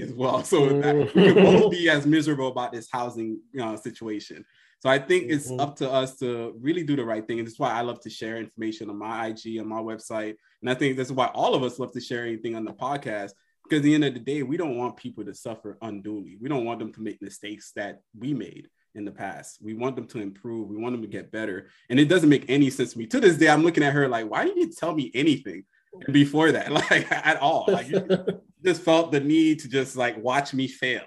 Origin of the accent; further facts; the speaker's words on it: Miami, Florida, United States; I'm Dade County. I'm from Miami-Dade